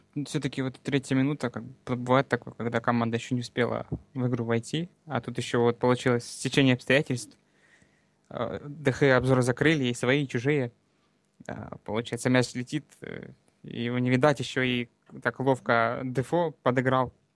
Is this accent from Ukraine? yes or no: yes; Donbas, Luhansk Oblast, Ukraine; now in Krasnodar Krai, Russia; с Донбасса, с Луганской области. Сейчас вот э, некоторое время уже живу в Краснодарском крае.